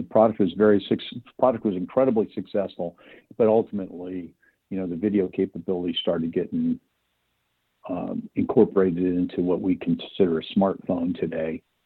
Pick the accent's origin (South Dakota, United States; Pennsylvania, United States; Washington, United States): Washington, United States; Spokane; moved away as an adult; also born or lived in Southern California; I grew up in Spokane